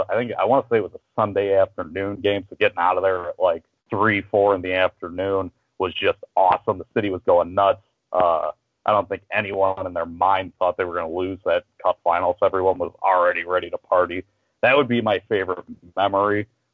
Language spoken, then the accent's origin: English; Momence, Illinois, United States; I'm from Momento, Illinois. Chances are high no one's heard of that. A little small town